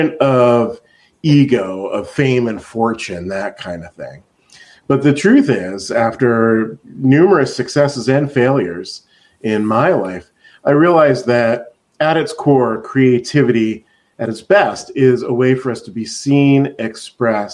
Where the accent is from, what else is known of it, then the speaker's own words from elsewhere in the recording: Reading, Pennsylvania, United States; moved away as an adult; also born or lived in Los Angeles; now in Seattle, United States; I grew up in Pennsylvania, in Reading, Pennsylvania